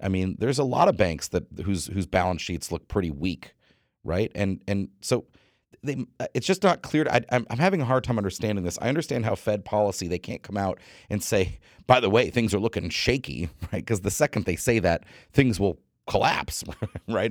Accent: United States; as an American

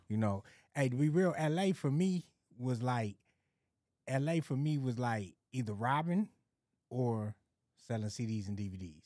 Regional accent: Los Angeles, California, United States; also born or lived in Arizona; Moms came out here ninety-one, ninety-two. I came right along with her

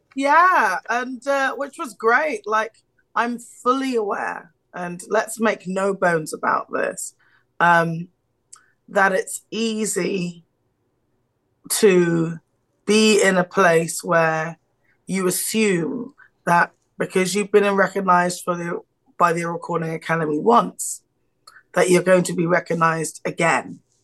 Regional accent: United Kingdom; I'm British.

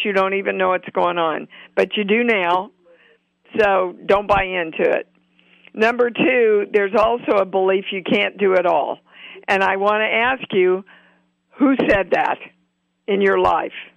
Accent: Kansas City, United States; I'm from Kansas City

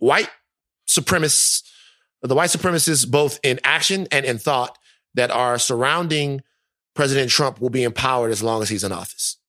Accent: Louisiana, United States; my home state

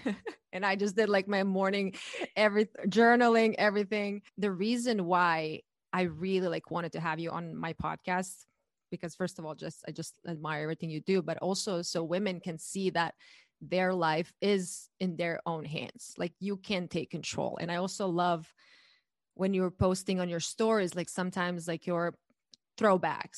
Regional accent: Croatia; moved away as an adult; now in United States; I'm born and raised in Croatia, and I moved to the U S eight years ago

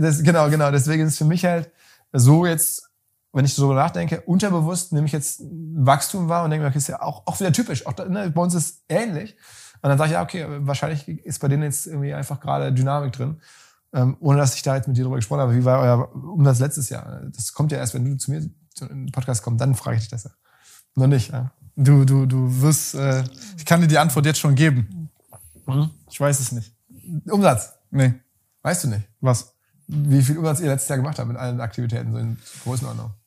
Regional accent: Essen, North Rhine-Westphalia, Germany; in meiner Heimatstadt

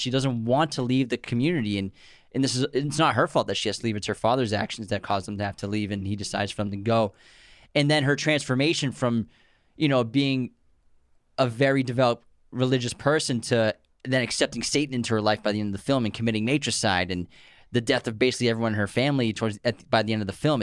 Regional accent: Massachusetts, United States; we grew up in Massachusetts

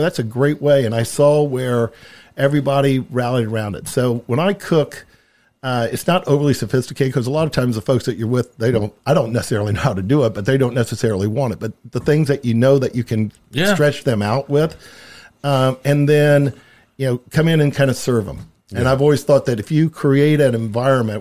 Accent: Middletown, Indiana, United States; we come from Middletown, east of Anderson

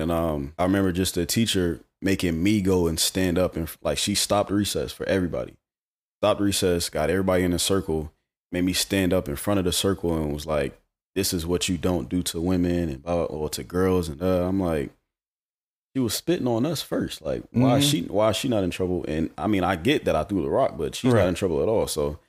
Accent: Charlotte, North Carolina, United States; Yeah, from Charlotte. Born and raised.

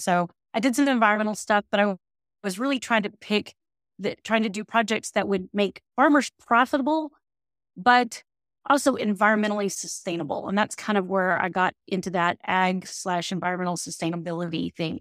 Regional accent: Temple, Texas, United States; also born or lived in College Station, Texas; I grew up in Temple, uh, which is about an hour and a half from here

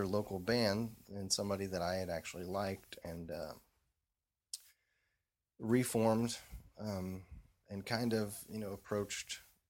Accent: Indiana, United States; growing up in Indiana, you know, you go see shows at whatever the the big arena

